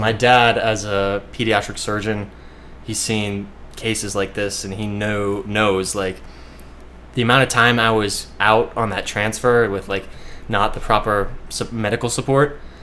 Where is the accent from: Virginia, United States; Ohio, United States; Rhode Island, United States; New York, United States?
Ohio, United States; Shaker Heights; moved away as an adult; now in Hawaii, United States; I was graduating from Shaker Heights High School in Cleveland